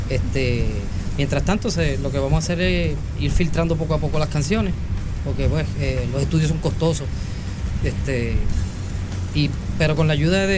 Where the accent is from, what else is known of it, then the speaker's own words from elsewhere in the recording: Morovis, Puerto Rico; porque yo soy natural de Morovi, y antes de que inclusive pues esos géneros empezaran a, a llegar al, pueblo allá